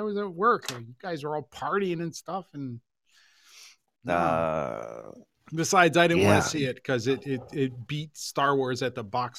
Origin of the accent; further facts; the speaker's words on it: Hershey, Pennsylvania, United States; We grew up around Hershey